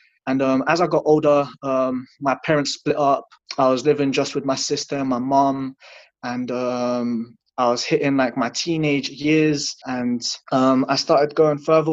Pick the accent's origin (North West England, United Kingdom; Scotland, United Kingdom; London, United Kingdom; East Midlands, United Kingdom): London, United Kingdom; also born or lived in Latvia; I was born in Latvia. I came to London when I was 2 years old.